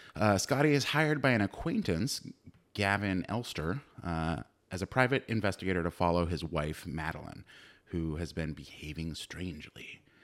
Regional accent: Livermore, California, United States; born or raised there; also born or lived in Castro Valley

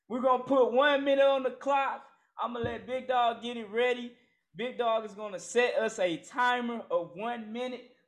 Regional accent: Jackson, Mississippi, United States; Jackson, Mississippi, my hometown

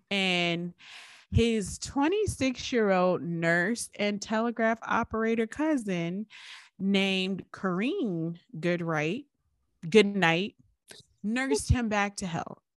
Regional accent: Richmond, Virginia, United States; we grew up in Richmond

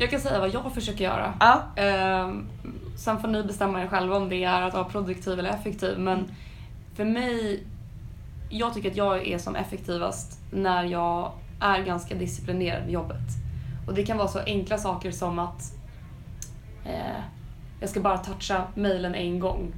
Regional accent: Sweden; vi svenskar

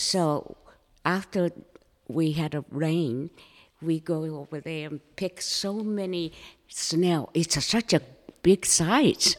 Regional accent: Japan; first language Japanese; English is a second language; moved away as an adult; also born or lived in Manchuria, China / Orange County, California; now in Coeur d'Alene, United States; I was raised in Japan.

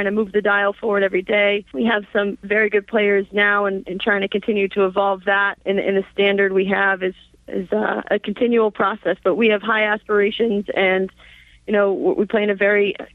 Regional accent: Natick, Massachusetts, United States; I'm a Massachusetts girl. I'm from Natick, Mass, just outside of Boston

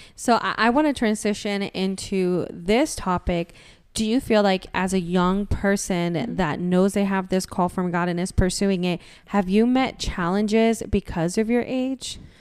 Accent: Florida, United States; we're from Florida

